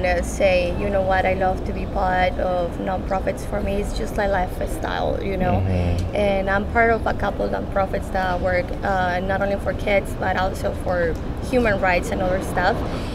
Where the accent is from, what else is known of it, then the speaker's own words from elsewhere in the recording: Navolato, Sinaloa, Mexico; I'm from Navolato, Sinaloa.